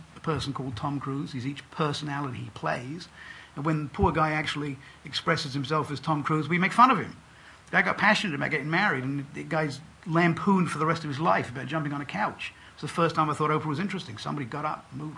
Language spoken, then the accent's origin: English; England, United Kingdom; I grew up in England.